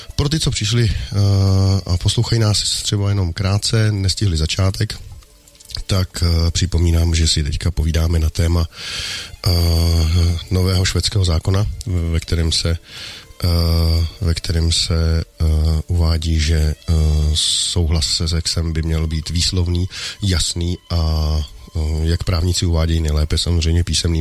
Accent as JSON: {"language": "Czech", "region": "Bohemia", "country": "Czechia", "said": "u nás v Čechách"}